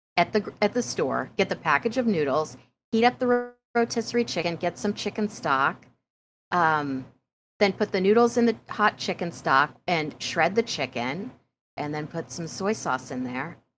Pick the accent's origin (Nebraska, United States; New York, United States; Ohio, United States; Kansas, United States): Kansas, United States; Prairie Village; moved away; When I was growing up in Prairie Village, Kansas, we had a grocery store name called Balls.